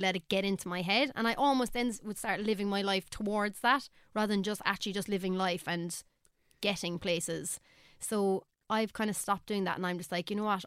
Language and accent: English; Ireland; as an Irish artist